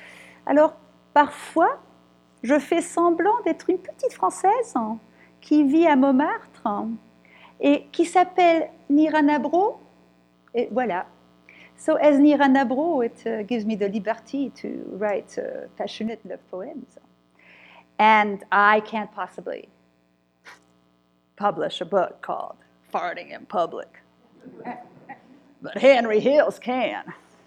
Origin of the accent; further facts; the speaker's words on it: Cluj-Napoca, Cluj County, Romania; born there; I was born in Kolozsvár, Cluj, Romania, right? So the part of Transylvania, of Romania that used to belong to the Austro-Hungarian Empire. So I was born in Transylvania.